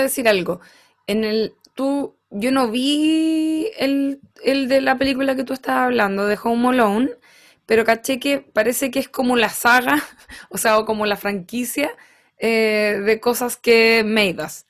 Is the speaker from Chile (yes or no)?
yes; Rancagua, O'Higgins, Chile; en mi infancia en Rancagua